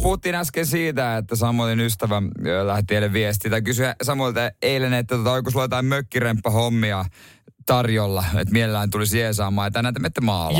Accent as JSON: {"language": "Finnish", "town": "Seinäjoki", "region": "South Ostrobothnia", "country": "Finland", "said": "mä oon Seinäjoelta"}